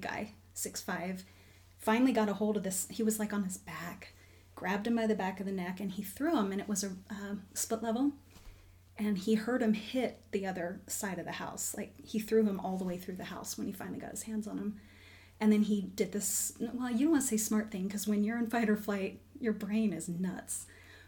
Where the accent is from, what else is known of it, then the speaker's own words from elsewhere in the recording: Orlando, Florida, United States; I grew up in Florida. I grew up in Orlando.